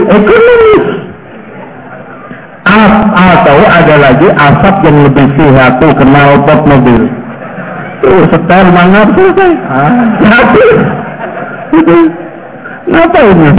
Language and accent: Indonesian; Lamongan, East Java, Indonesia; Dan anehnya di daerah Lamongan, daerah saya itu paling gak enak, Pak.